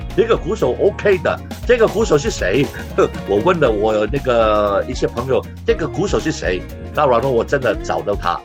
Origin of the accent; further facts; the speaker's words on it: Hong Kong; 我在香港出生的